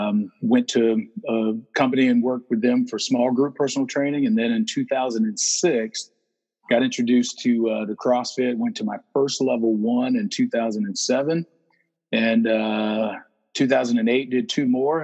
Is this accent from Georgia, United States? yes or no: yes; Atlanta, Georgia, United States; also born or lived in Marietta, Georgia; I born and raised in Atlanta, Georgia. Moved to Marietta when I was 10. Went to high school here. Went to the University of Georgia.